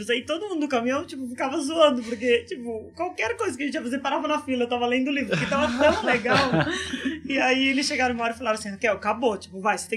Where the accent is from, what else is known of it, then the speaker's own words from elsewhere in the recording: Mato Grosso do Sul, Brazil; eu cresci no Mato Grosso do Sul, interior, é, bem fazenda, assim